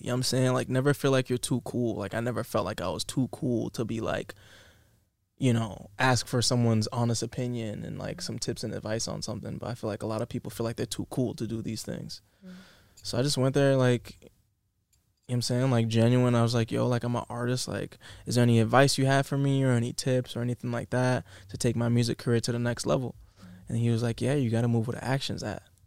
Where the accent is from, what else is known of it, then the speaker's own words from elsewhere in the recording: Massachusetts, United States; moved away as an adult; now in Los Angeles, United States; people in my hometown, you know what I'm saying? 508